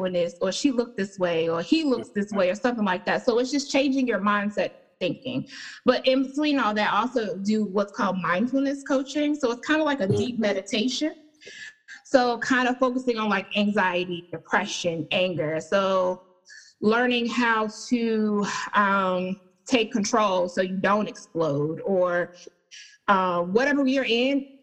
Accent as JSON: {"language": "English", "town": "Charlotte", "region": "North Carolina", "country": "United States", "tie": "born or raised there", "said": "I am from Charlotte"}